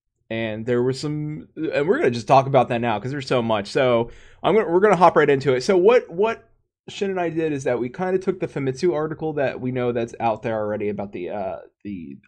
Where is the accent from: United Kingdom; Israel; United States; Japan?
Japan; first language Japanese; English is a second language; Japanese is my mother tongue.